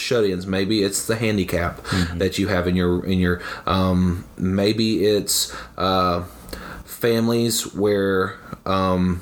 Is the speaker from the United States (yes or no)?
yes; the South, United States; I'm from the South, and so that means, you know, within a 1 mile radius, there's 7 churches.